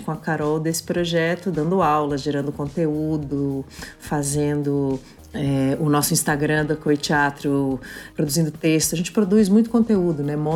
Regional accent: São Paulo, Brazil; born there; Eu nasci em São Paulo. Eu nasci no Hospital 9 de Julho.

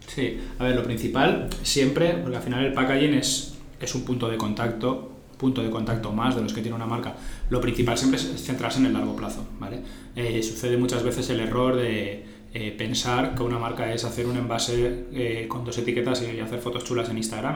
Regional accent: Sueca, Valencian Community, Spain; yo encima soy del pueblo del arroz. mi, pueblo es Sueca, que está a 30 kilómetros de, aquí de Valencia

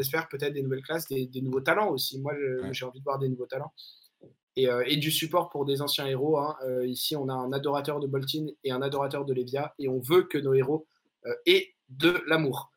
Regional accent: France; en tant que Français

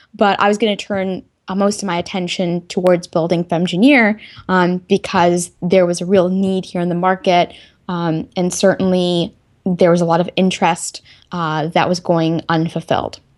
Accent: Texas, United States; moved away as an adult; also born or lived in North Carolina; I could originally say I'm from Texas, since that's where I spent most of my youth, um, you know, elementary school through high school.

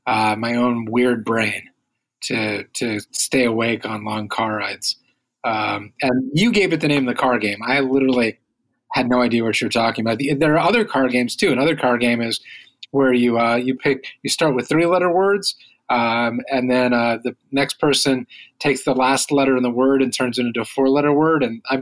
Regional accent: Midwest, United States; now in Washington, DC, United States; so I moved to DC from the Midwest some years ago, and we used to drive back on a fairly regular basis, and it was like 14 hours each way.

